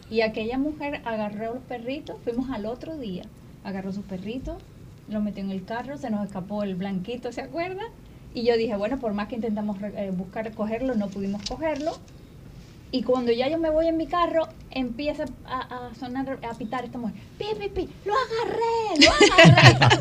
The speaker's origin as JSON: {"language": "Spanish", "country": "Cuba", "tie": "born or raised there", "said": "Y ahí nacimos nosotros en Cuba"}